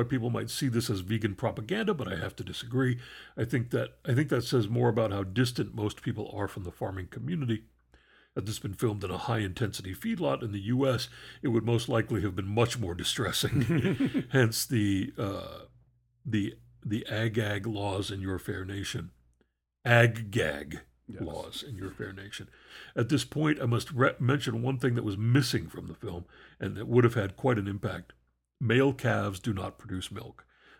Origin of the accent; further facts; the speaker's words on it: North West England, United Kingdom; I grew up in the Eden Valley in the north of England, quite literally the opposite end of the country from the farm in the film.